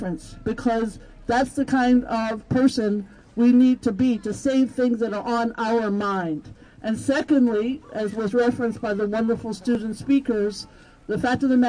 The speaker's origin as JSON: {"language": "English", "region": "New York", "country": "United States", "said": "being a New Yorker with values"}